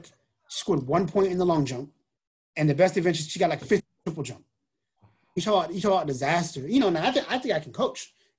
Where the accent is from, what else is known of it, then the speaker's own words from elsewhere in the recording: East Coast, United States; Cause, you know, I knew Harvard and I'm from the East Coast.